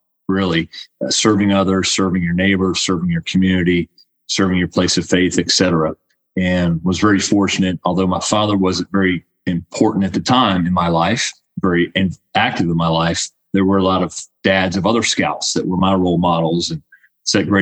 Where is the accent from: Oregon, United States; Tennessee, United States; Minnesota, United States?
Tennessee, United States; Nashville; moved away as an adult; also born or lived in West Point, New York; I was born and raised in Nashville and left here in 1990, a graduate of Hillwood High School